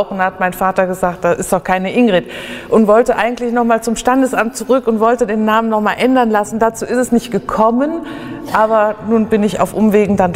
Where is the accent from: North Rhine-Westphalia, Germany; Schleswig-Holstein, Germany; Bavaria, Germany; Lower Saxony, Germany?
North Rhine-Westphalia, Germany; Mönchengladbach; born there; Mein Geburtsort ist Wickrath. Also das, ist, das genau genommen steht da Wickrath, jetzt Mönchengladbach.